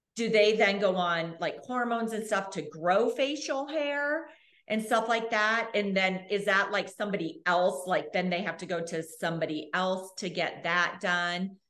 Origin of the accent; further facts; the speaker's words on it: Arizona, United States; now in Australia; I grew up in Arizona